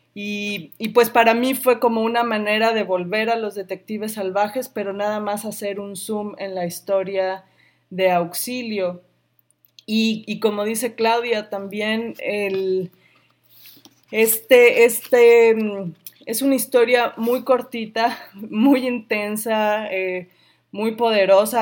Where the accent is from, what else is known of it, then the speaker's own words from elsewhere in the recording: Sonora, Mexico; now in Chicago, United States; yo crecí en Sonora